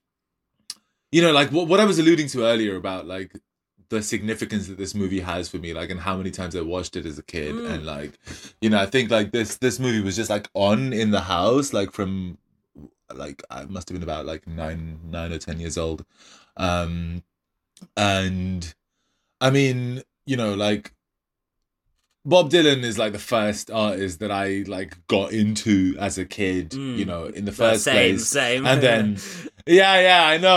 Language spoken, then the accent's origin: English; Kolkata, West Bengal, India; the 90s growing up in Calcutta